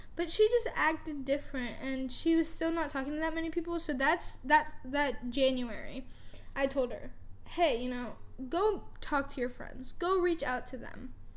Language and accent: English; Canada; also born or lived in United States / California; now in Frisco, United States; I grew up in Canada. I was born in America, but I was raised in Canada